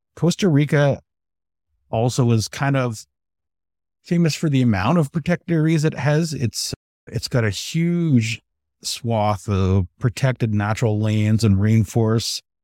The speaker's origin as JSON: {"language": "English", "country": "Canada", "said": "Being a Canadian"}